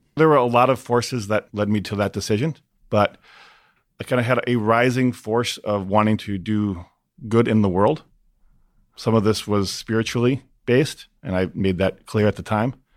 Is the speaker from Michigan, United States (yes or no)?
no; Minneapolis, Minnesota, United States; my hometown in Minneapolis